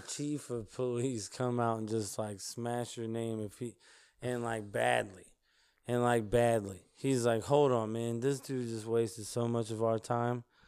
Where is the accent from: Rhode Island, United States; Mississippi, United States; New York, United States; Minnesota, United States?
Mississippi, United States; I'm from Mississippi.